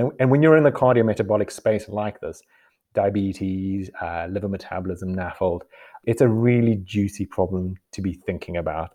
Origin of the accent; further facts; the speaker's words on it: South Africa; moved away as an adult; also born or lived in Costa Rica; now in United Kingdom; growing up in South Africa